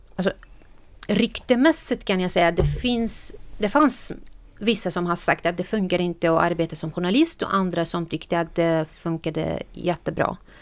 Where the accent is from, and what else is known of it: Syria; Swedish is a second language; moved away as an adult; now in Sweden